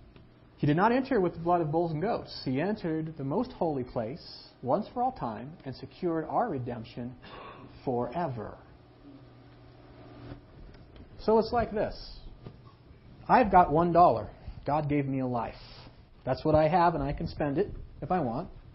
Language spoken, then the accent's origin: English; United States; as an American citizen